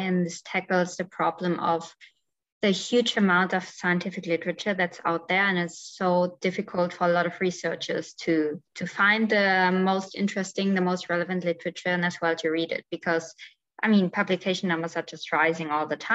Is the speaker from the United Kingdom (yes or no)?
no; Germany; moved away; also born or lived in Spain / Italy; I'm originally from Germany